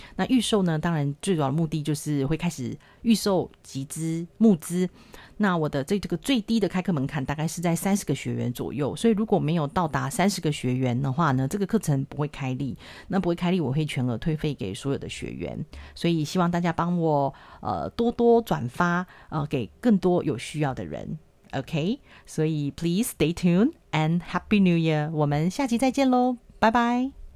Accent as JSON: {"language": "Chinese", "country": "Taiwan", "tie": "born or raised there", "said": "我跟我老公从来都没有出国留学或是游学过，我们都是土生土长的台湾人，英文都是自己一步一步慢慢学的"}